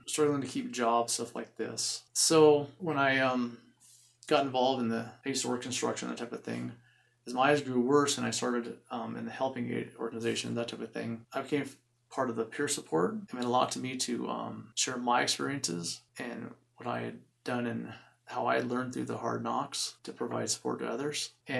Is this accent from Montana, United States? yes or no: yes; Billings, Montana, United States; I'm a native of Montana, born and raised in Billings area.